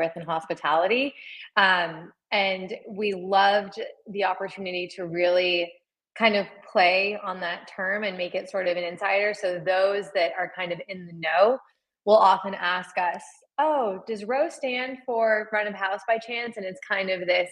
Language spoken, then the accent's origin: English; Laguna Beach, California, United States; moved away as an adult; also born or lived in Philadelphia; now in New York City, United States; I grew up in Laguna Beach, California.